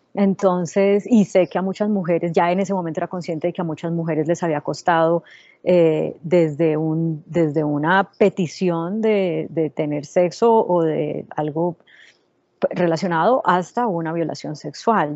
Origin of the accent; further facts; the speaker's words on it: Colombia; moved away as an adult; also born or lived in United States; cuando yo regresé a Colombia hace 10 años, después de vivir en Estados Unidos 8 años trabajando en CNN en español